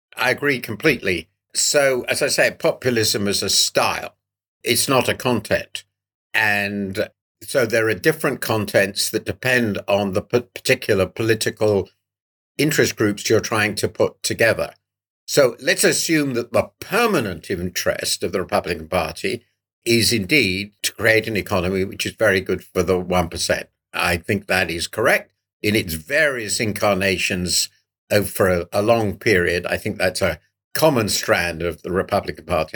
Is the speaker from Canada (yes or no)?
no; United Kingdom; as a Brit